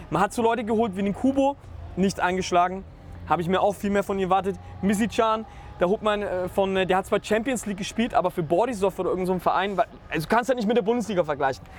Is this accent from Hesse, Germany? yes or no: no; Nuremberg, Bavaria, Germany; ich komme direkt aus Nürnberg, wenn ich jetzt mal vergleiche, wo ich in der Schule war